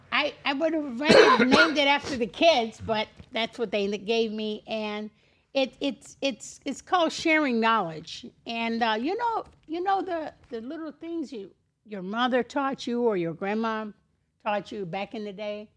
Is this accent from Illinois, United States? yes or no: yes; Chicago, Illinois, United States; moved away as an adult; also born or lived in Miami Beach, Florida; now in Florida, United States; I was born and raised in Chicago